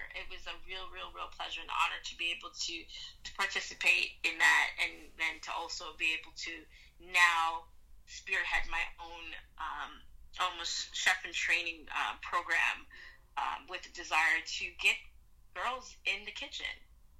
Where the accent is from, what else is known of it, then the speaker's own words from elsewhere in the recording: Jamaica; also born or lived in Brooklyn; now in Atlanta, United States; I'm Jamaican! I live in Brooklyn! Yes! I'm Brooklyn Jamaican! And I was like, no, actually, you weren't born there, you know?